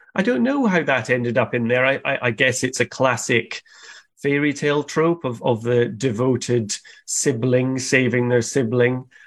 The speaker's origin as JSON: {"language": "English", "region": "Scotland", "country": "United Kingdom", "tie": "born or raised there", "said": "where I grew up in Scotland in the countryside, our house was surrounded by big forests"}